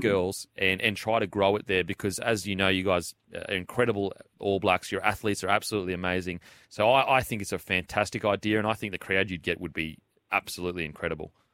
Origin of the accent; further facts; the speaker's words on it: Queensland, Australia; Being a Queenslander